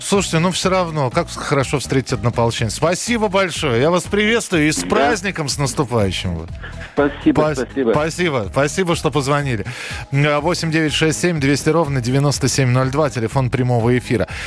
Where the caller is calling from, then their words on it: Kirov, Kirov Oblast, Russia; Я звоню из Кирова